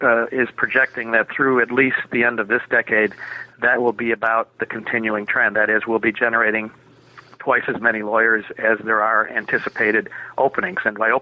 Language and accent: English; Minneapolis, Minnesota, United States; I was born and raised in Minneapolis.